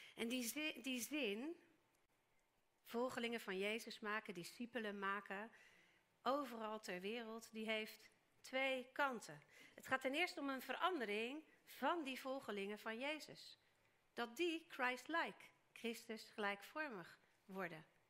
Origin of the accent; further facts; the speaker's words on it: Netherlands; wij als Nederlanders